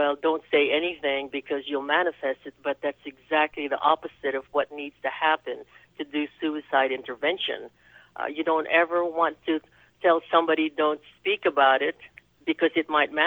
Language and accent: English; Philippines; also born or lived in New York / Spain / Louisville, Kentucky; now in United States; I was born and raised in the Philippines, so I'm an islander